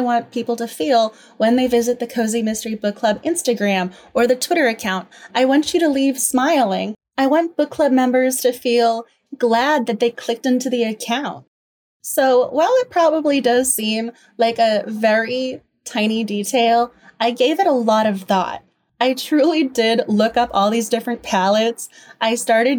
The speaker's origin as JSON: {"language": "English", "region": "Massachusetts", "country": "United States", "moved": "as an adult", "lives_now": "Washington, DC, United States", "said": "I'm originally from Massachusetts. I've been living in DC for a long time now"}